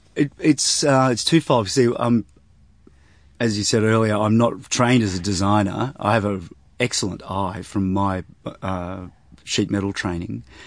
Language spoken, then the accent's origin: English; Sydney, New South Wales, Australia; I was brought up in Sydney, and, uh, so we lived in the northern suburbs of Sydney